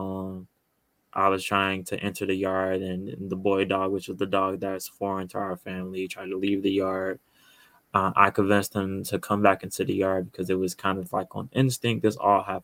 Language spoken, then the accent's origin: English; Chicago, Illinois, United States; I'm from Chicago and born and raised here